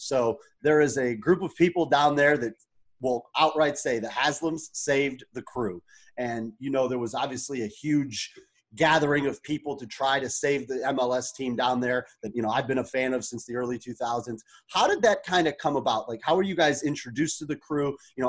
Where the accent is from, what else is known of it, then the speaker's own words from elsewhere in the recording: Lorain, Ohio, United States; now in Chicago, United States; I grew up in Lorain, Ohio